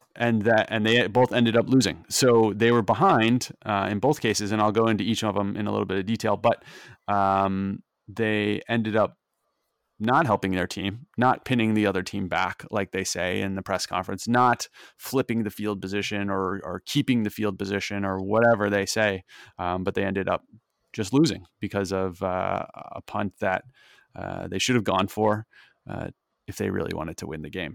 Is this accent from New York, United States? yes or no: no; Missouri, United States; now in Philadelphia, United States; I grew up in Missouri